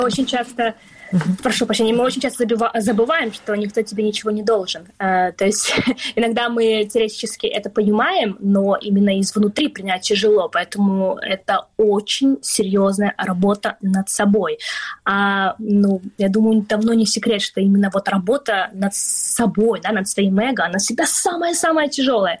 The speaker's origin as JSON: {"language": "Russian", "region": "Crimea", "country": "Ukraine", "tie": "born or raised there", "moved": "yes", "lives_now": "London, United Kingdom", "said": "мы с тобой родились в Крыму, мы крымские татарки"}